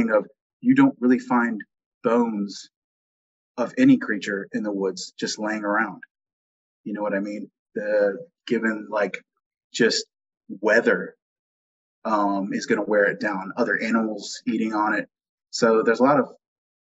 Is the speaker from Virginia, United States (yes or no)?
yes; Virginia, United States; I'm from, born and raised in Virginia